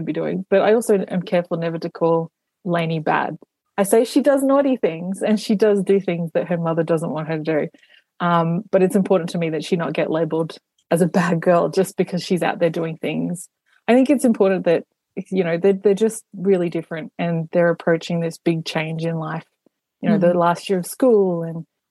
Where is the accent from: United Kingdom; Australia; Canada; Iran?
Australia; accent: Aboriginal English; it's very much set in my hometown. It's in my community. It's our culture